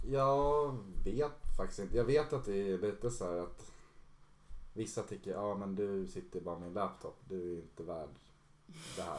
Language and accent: Swedish; Solna, Stockholm County, Sweden; Uh, jag är uppväxt i Solna, Stockholm